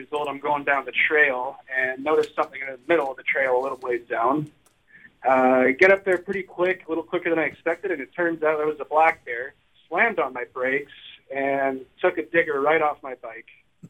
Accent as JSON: {"language": "English", "region": "Western Canada", "country": "Canada", "moved": "yes", "lives_now": "Cedarburg, United States", "said": "I'm originally from Western Canada."}